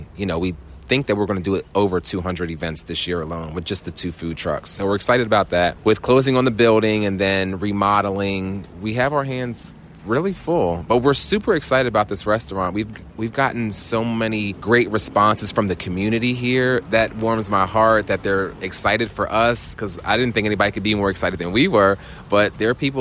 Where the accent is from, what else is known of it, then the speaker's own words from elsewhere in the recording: Cape May, New Jersey, United States; I'm from Cape May, New Jersey